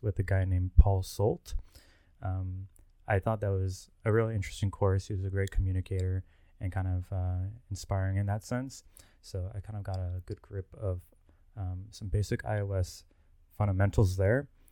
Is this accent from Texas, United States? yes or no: yes; Plano, Texas, United States; also born or lived in College Station, Texas; I'm originally from Plano, Texas, which is a suburb of Dallas